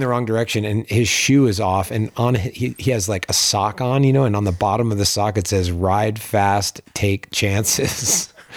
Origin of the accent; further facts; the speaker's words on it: Pittsburgh, Pennsylvania, United States; now in Lake Tahoe, United States; where I grew up in Pittsburgh